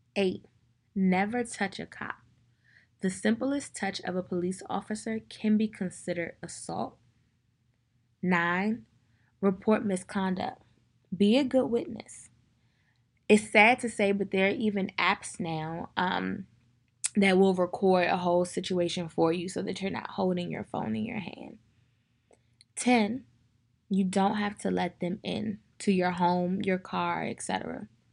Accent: Prince George's County, Maryland, United States; I'm from Prince George's County, Maryland.

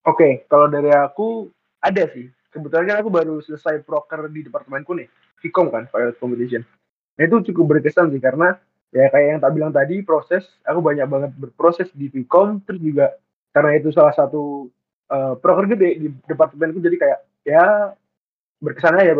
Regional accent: Surabaya, East Java, Indonesia; padahal di sama-sama orang Jawa Timur

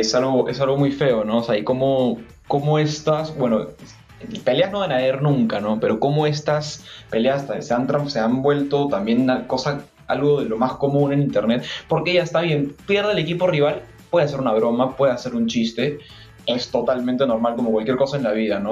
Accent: Peru; como peruanos hemos vivido

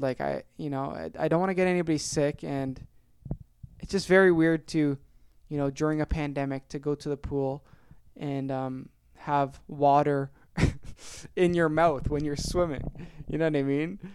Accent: Ontario, Canada; born or raised there

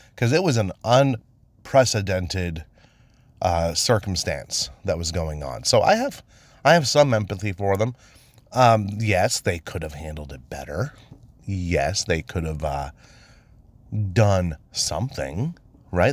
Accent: Maine, United States; I was born and raised in Maine

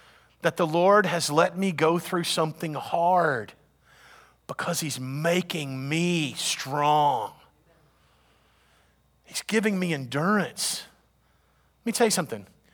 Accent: United States; We're Americans

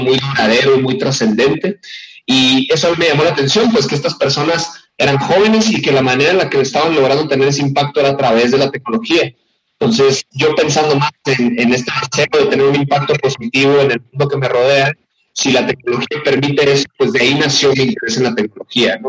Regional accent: Hermosillo, Sonora, Mexico; moved away as an adult; also born or lived in San Francisco / South Korea; now in Mexico City, Mexico; yo soy originario de allá

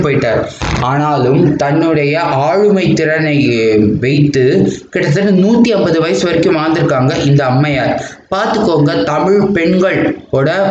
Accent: India; நான் ஒரு இந்தியன்

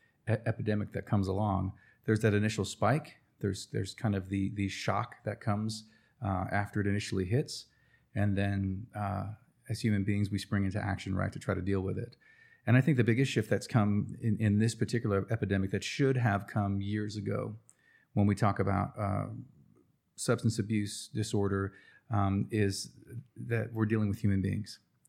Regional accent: Cherokee, North Carolina, United States; Well, where are you from? Well, Cherokee, North Carolina. Well, tell me about that place. Well, it's an Indian reservation.

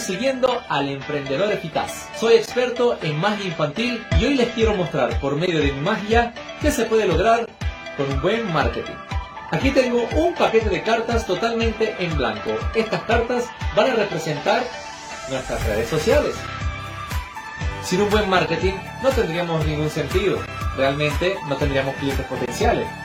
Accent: Venezuela; soy de Venezuela

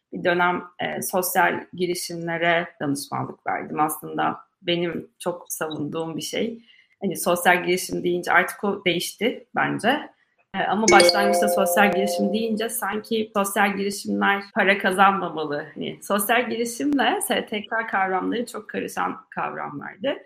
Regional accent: Mersin, Turkey; moved away as an adult; also born or lived in Istanbul / Ankara; Mersin'de büyüdüm dediğim gibi Mersin Fen Lisesi'ne gittim.

